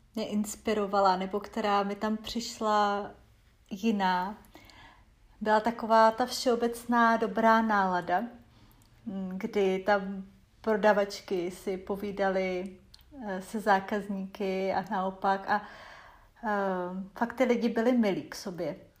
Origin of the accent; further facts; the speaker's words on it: Czechia; also born or lived in Arkansas, United States; u nás